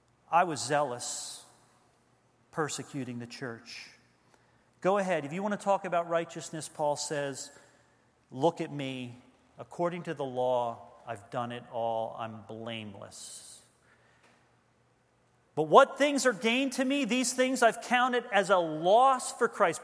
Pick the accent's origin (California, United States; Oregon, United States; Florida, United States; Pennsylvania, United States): Pennsylvania, United States; Levittown; Leisure Lane, Lakeside neighborhood in Levittown, Pennsylvania.